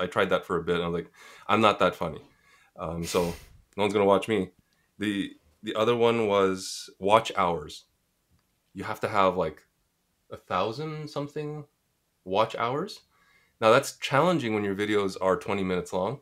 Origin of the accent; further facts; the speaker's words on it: Montreal, Quebec, Canada; moved away as an adult; now in Toronto, Canada; I'm from Montreal, so sadly my French should be better.